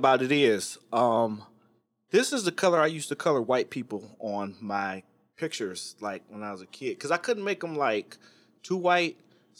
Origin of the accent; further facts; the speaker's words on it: Midwest, United States; I mean, I'm from the Midwest as well, so I didn't know like a bunch of tan kids